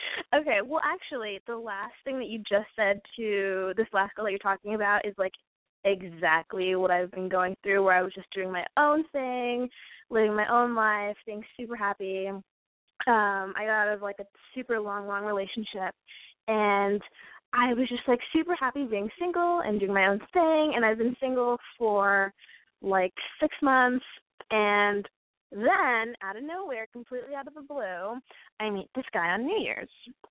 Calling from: Los Angeles, California, United States; I'm 23 and I'm from Los Angeles.

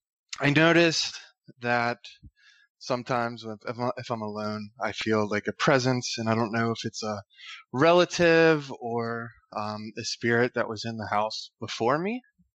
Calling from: Pittsburgh, Pennsylvania, United States

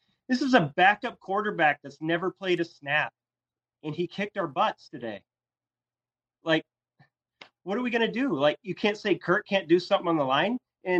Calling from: Mason City, Iowa, United States; I'm here in Mason City, Iowa.

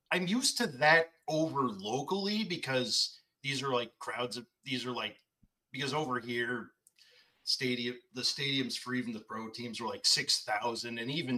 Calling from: Dartmouth, Nova Scotia, Canada; Dartmouth, Nova Scotia.

